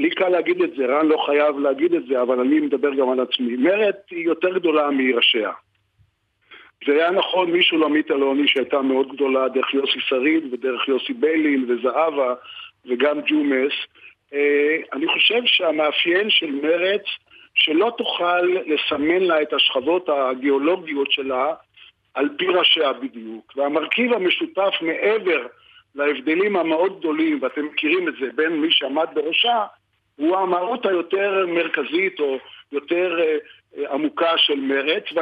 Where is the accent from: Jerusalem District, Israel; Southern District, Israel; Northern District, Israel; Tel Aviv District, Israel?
Tel Aviv District, Israel; Tel Aviv; born there; now in Lahav, Israel; אני נולדתי בתל אביב, ואני את רוב חיי גר בלהב